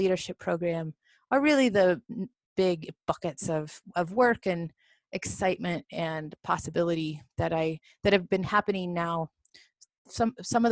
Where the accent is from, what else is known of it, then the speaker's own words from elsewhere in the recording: Southwest Missouri, United States; moved away as an adult; also born or lived in Colorado; now in Carbondale, United States; I grew up in Missouri.